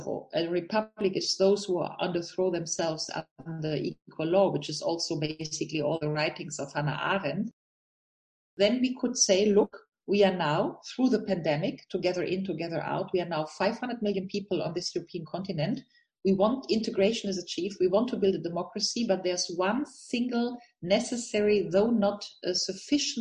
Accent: Germany; I'm a German citizen. I come from Rhineland.

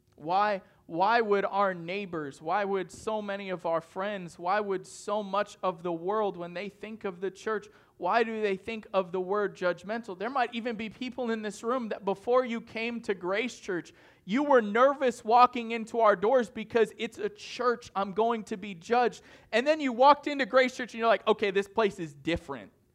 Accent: northern Maine, United States; moved away; I'm from the North Boonies of Maine, and it takes seven hours to get to Boston

